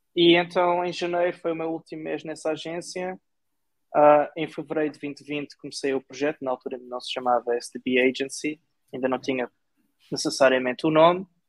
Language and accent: Portuguese; Portimão, Algarve, Portugal; moved away; sou de Portimão, de Algarve